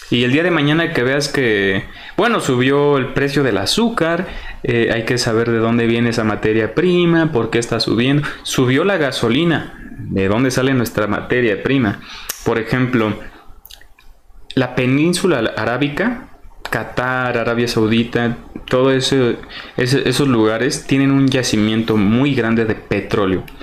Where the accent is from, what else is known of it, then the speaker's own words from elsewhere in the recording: Mexico; Yo quiero decir, yo soy mexicano. Yo sé que tenemos una gastronomía muy completa.